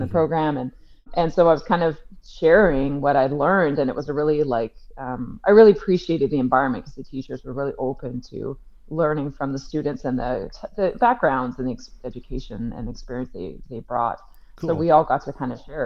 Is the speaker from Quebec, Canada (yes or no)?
no; Victoria, British Columbia, Canada; moved away as an adult; also born or lived in Vancouver / Kenya; I'm from Victoria on the Vancouver Island and moved to Vancouver to do my BA in English at SFU